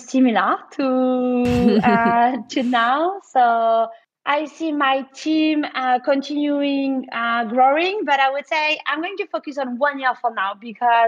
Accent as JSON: {"language": "English", "country": "France", "said": "when you are French"}